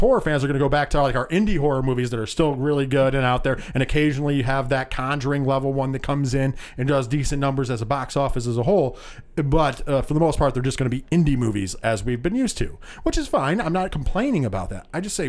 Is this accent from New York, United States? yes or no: yes; New York, United States; We're from New York.